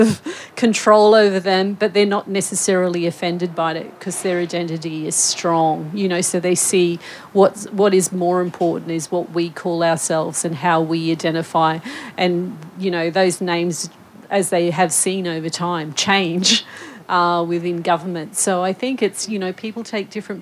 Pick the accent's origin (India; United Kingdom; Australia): Australia; North Queensland; I grew up in North Queensland